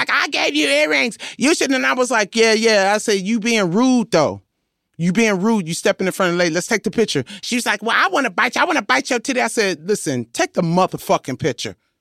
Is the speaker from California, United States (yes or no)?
yes; Compton, California, United States; I am from Compton